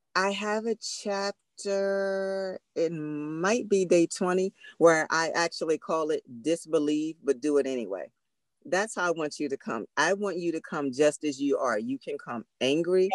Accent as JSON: {"language": "English", "town": "Philadelphia", "region": "Pennsylvania", "country": "United States", "said": "we're from Philly"}